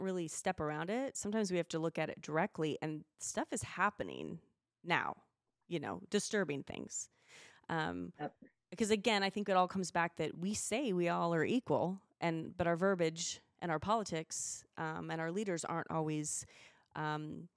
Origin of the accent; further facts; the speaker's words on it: Spokane, Washington, United States; now in Idaho, United States; I'm from Spokane